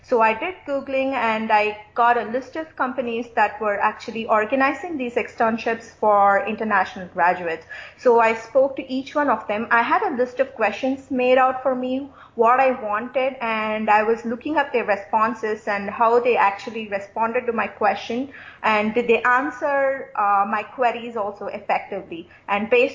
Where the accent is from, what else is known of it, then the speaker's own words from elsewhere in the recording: India; moved away as an adult; also born or lived in Caribbean; now in United States; I'm basically from India, and I went to the Caribbean to finish up my medical studies.